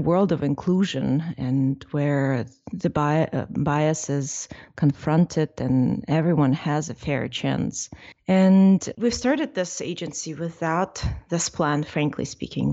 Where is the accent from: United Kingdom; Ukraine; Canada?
Ukraine; now in United States; I'm from Ukraine